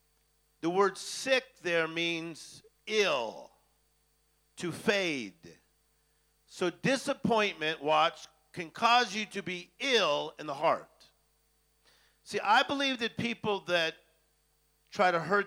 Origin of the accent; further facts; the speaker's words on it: Los Angeles, California, United States; I'm from Hollywood